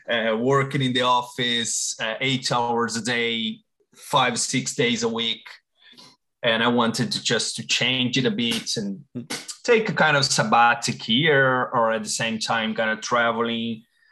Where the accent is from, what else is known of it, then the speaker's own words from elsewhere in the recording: Brazil; moved away as an adult; now in Ireland; So I'm originally from Brazil. I've been living in Ireland since 2012.